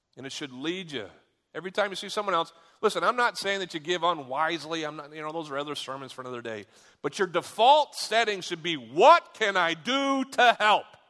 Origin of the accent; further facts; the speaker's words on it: United States; I'm an American